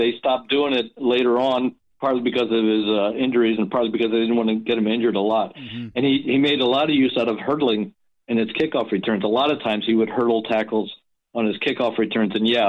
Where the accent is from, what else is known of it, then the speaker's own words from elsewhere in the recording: East Coast, United States; now in California, United States; I'm originally from the East Coast